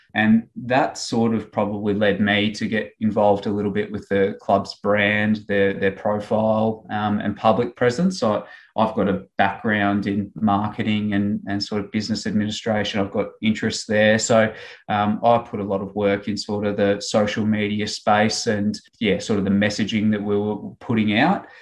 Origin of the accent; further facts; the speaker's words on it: Ballarat, Victoria, Australia; I grew up sort of in Ballarat and played my um, country junior footy with, with Lake Wendouree